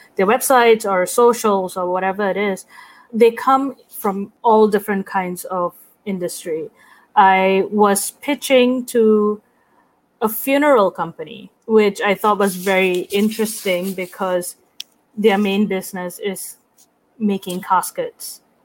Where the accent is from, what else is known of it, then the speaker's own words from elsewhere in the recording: Singapore; moved away as an adult; now in New York, United States; I'm from Singapore